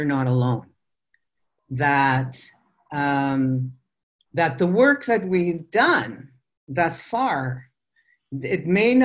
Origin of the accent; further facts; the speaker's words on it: Fort McMurray, Alberta, Canada; I was born in Fort McMurray